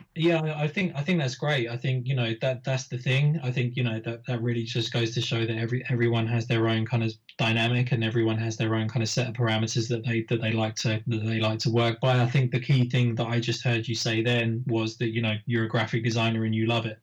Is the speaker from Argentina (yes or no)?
no; United Kingdom; I was putting on shows locally in my in my hometown, um, which is a, a, kind of a shire town just north of London